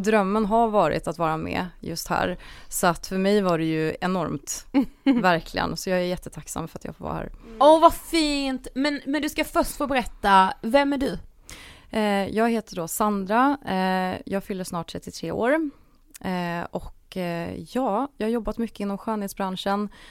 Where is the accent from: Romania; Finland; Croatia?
Croatia; now in Sweden; jag är ju född i Kroatien